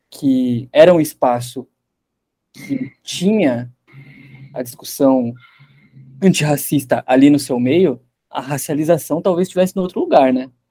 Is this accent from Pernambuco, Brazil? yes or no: no; Piracicaba, São Paulo, Brazil; É, é interessante, porque eu cresci em Piracicaba